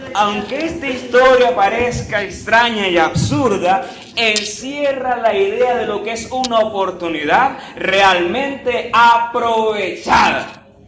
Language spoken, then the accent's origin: Spanish; Venezuela; En estos tiempos que vivimos como venezolanos